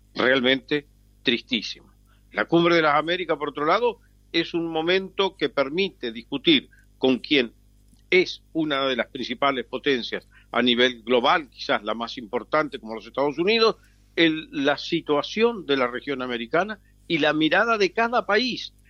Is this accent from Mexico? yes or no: no; Argentina; como argentino